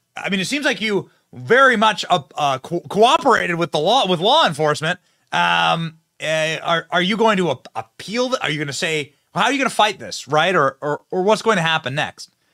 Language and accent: English; Iowa, United States; moved away as an adult; now in Florida, United States; I live in Florida now, but I was raised in Iowa, spent my entire young life in Iowa, twenty years